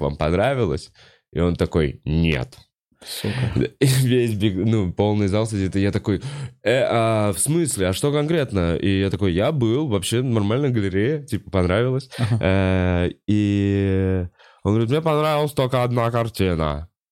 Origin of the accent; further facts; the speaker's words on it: Moscow, Russia; я как э, э москвич